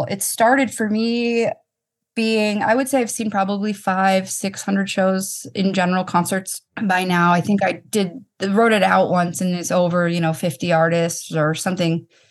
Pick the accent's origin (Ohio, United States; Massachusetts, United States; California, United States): Massachusetts, United States; Boston; I was on the field. I'm from Boston. That was really super special too.